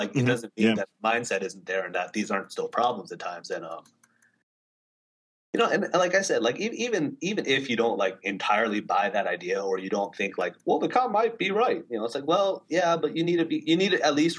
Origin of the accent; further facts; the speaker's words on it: California, United States; now in East Coast, United States; I'm from California originally.